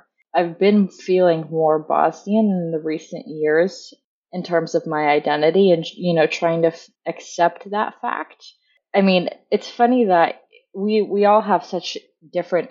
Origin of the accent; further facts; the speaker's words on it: United States; I'm the only American born